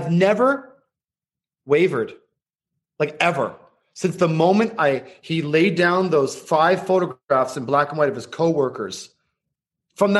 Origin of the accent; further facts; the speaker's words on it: Toronto, Ontario, Canada; moved away as an adult; now in New York, United States; I was born and raised in Toronto